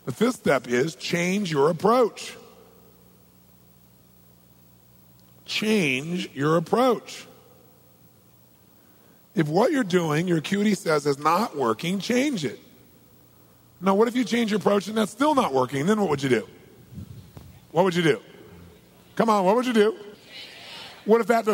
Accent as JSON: {"language": "English", "region": "Southern California", "country": "United States", "said": "I'm from Southern California"}